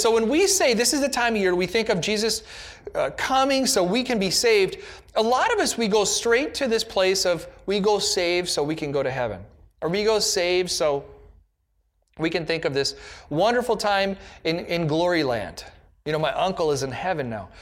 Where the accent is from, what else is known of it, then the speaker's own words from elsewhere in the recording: United States; an American in the nineteen nineties